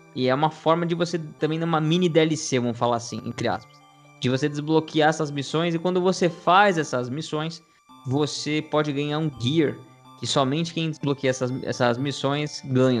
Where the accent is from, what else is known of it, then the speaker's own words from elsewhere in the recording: Brazil; a gente nasceu no Brasil